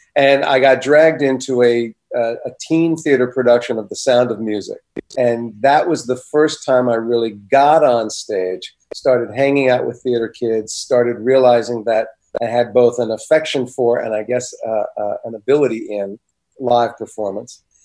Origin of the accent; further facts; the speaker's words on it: New Jersey, United States; also born or lived in Maplewood, New Jersey / Livingston, New Jersey; I moved from Maplewood, New Jersey, to Livingston, New Jersey right after I finished elementary school